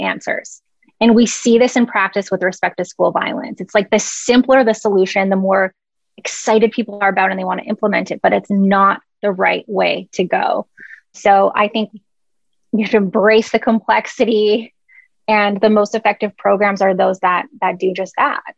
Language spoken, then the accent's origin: English; Canada; moved away; I'm Canadian.